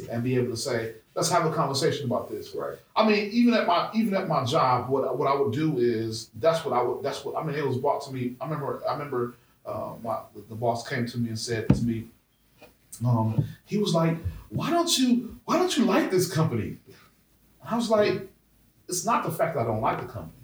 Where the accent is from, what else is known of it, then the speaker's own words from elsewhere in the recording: Brown Deer, Wisconsin, United States; growing up in Brown Deer, which is a primarily suburban neighborhood